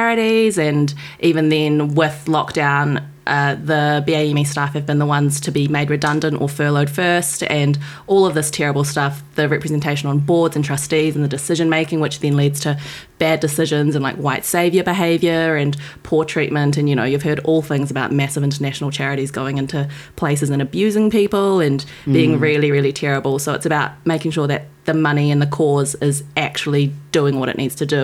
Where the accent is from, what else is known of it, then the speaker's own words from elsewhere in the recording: New Zealand; moved away as an adult; now in London, United Kingdom; I'm a New Zealander that lives in London. I moved here last year.